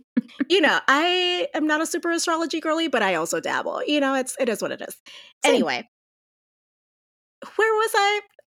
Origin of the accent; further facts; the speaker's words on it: Puerto Rico; moved away as an adult; now in New Mexico, United States; But as you said, I grew up in Puerto Rico. I actually lived in Puerto Rico up until I was 24 years old. And then I moved to New Mexico to do my master's degree in literature.